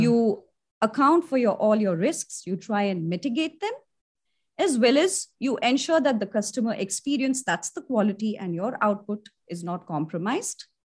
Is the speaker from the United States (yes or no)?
no; India; I'm an Indian and I've studied, I've done my college in, uh, India